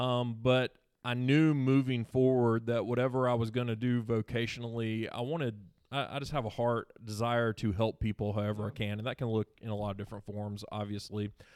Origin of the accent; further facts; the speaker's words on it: Seneca, South Carolina, United States; also born or lived in Anderson, South Carolina; I born and raised in Seneca, South Carolina